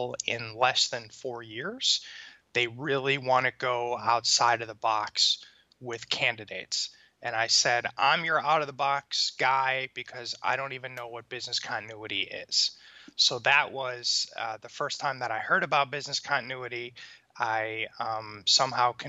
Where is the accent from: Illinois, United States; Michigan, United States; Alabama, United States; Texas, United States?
Michigan, United States; Detroit; moved away as an adult; now in Tampa, United States; I was born in the suburbs of Detroit, Michigan. Spent most of my youth there